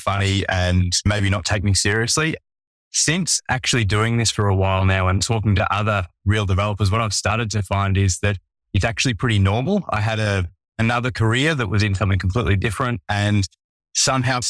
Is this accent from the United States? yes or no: no; Melbourne, Victoria, Australia; I'm from Melbourne, Australia